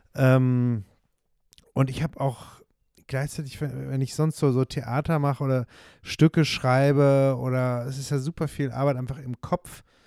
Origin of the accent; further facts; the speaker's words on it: near Bonn, North Rhine-Westphalia, Germany; accent: Hochdeutsch; now in Switzerland; ich bin in der Nähe von Bonn aufgewachsen